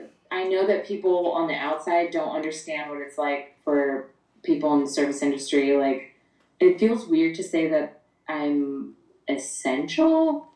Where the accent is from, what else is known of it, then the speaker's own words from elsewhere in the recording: Long Beach, California, United States; the youngest of the two. I'm born and raised in Long Beach. Long Beach native.